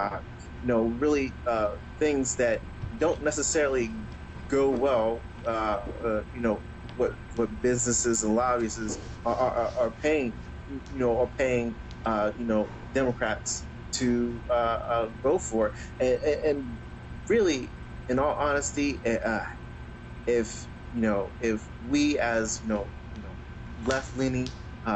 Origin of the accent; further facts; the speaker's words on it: United States; we as American people